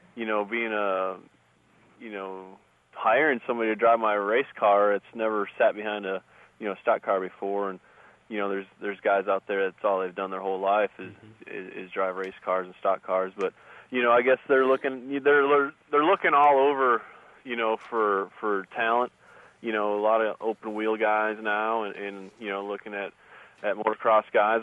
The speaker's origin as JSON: {"language": "English", "region": "Wisconsin", "country": "United States", "tie": "born or raised there", "moved": "yes", "said": "I grew up in Wisconsin"}